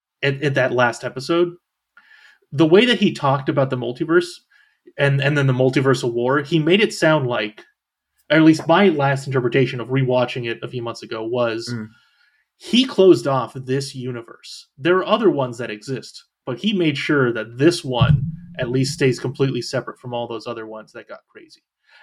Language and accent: English; California, United States; now in Florida, United States; I am from California, just not anymore.